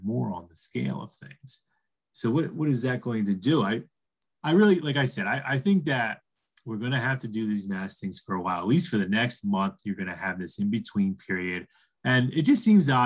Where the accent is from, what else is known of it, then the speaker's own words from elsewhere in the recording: East Coast, United States; now in Colorado, United States; I reside in Colorado and I'm from the East Coast